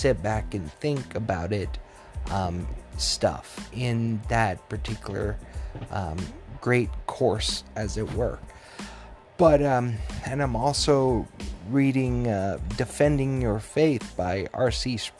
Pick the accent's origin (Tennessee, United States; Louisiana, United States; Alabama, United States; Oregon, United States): Tennessee, United States; born there; also born or lived in Missouri / Colorado / Wyoming; Growing up in Tennessee, I'm from Tennessee, but I grew up more in Missouri and then Colorado and then Wyoming.